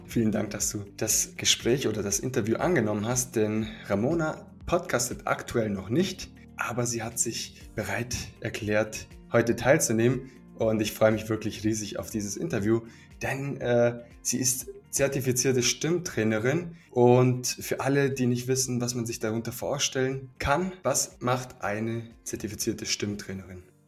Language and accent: German; Swabia, Germany; wir kommen aus dem Schwabenland